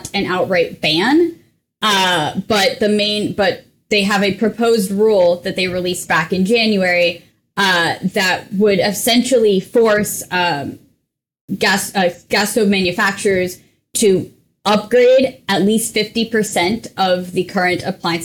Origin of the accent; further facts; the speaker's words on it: New England, United States; I'm also originally from New England